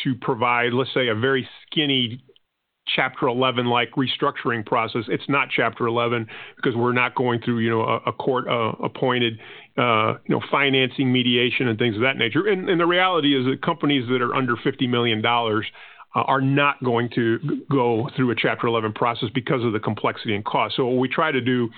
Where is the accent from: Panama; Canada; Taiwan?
Panama; first language Spanish; English is a second language; now in United States; I'm not originally from the United States. My country of birth was actually Panama, and that would mean that my first language was actually Spanish.